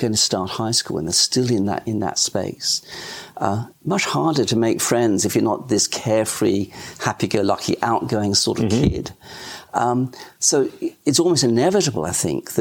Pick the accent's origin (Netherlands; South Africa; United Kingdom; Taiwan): United Kingdom; England; now in Australia; I was born in England, so the transition to Australia wasn't too difficult.